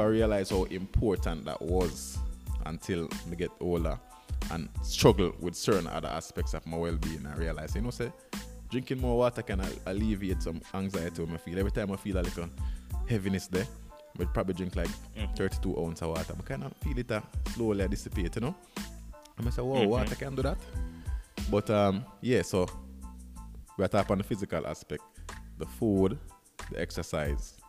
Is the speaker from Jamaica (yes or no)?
yes; Jamaica; growing up in Jamaica